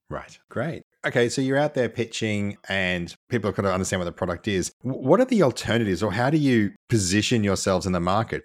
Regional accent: Australia; accent: nasal; I'm Australian and I try really hard to lose my nasal accent

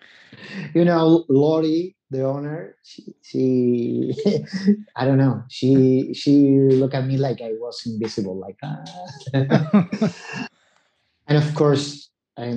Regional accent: Buenos Aires, Argentina; English is a second language; moved away as an adult; also born or lived in New York City; I left Argentina

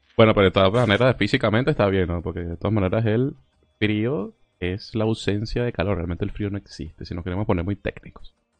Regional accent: Argentina; somos todos argentinos

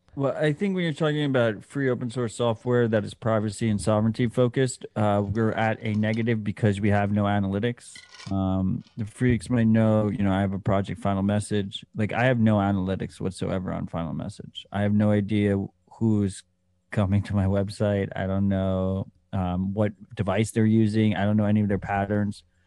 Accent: United States; as an American

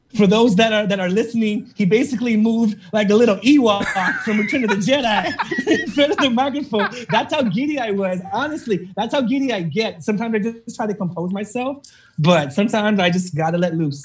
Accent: Oxnard, California, United States; moved away as an adult; also born or lived in Phoenix, Arizona / Las Vegas, Nevada / San Bernardino, California; I was able to work in my hometown of Oxnard, California

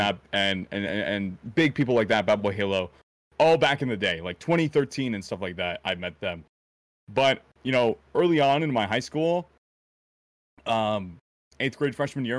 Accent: around Chicago, the Midwest, Illinois, United States; I was born right around Chicago, like, the Midwest area

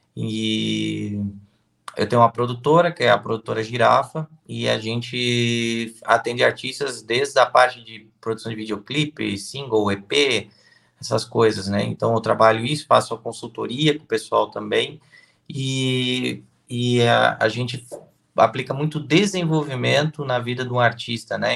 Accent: Blumenau, Santa Catarina, Brazil; Eu sou de Santa Catarina, né, cidade de Blumenau

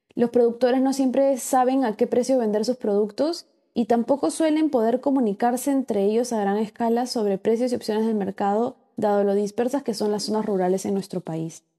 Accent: Peru; como peruanos

